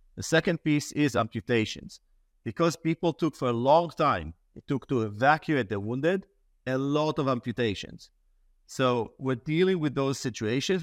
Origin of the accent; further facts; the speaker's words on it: Israel; I grew up in Israel.